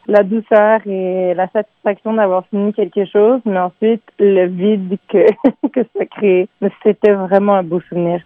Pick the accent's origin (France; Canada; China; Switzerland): Canada; Montreal, Quebec; Je suis née à Montréal. J'ai grandi dans le Myland en franglais, donc euh, à moitié en français, à moitié en anglais